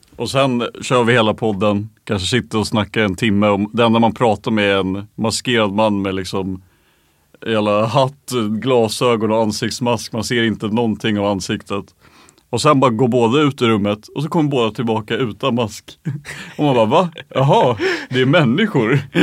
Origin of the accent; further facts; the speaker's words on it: Stockholm, Stockholm County, Sweden; folk blev sura på oss som stockholmare